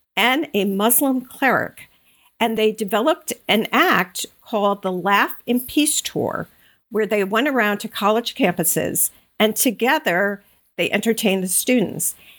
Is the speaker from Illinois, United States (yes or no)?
no; Long Island, New York, United States; moved away as an adult; also born or lived in North Carolina / Connecticut; now in Bucks County, Pennsylvania, United States; grew up in Long Island, went to school in North Carolina, lived most most of my adult life in Connecticut, and uh, less than two years ago, we moved to Bucks County, Pennsylvania